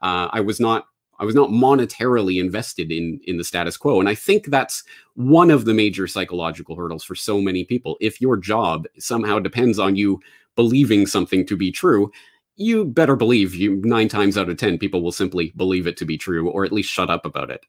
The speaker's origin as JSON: {"language": "English", "country": "Canada", "tie": "born or raised there", "also_born_or_lived": "Ireland / Japan", "moved": "as an adult", "said": "I am a Canadian, born and raised"}